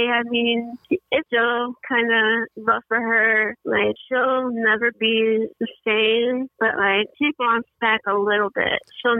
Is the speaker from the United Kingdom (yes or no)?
no; Chicago, Illinois, United States; me and almost my whole family grew up in Chicago.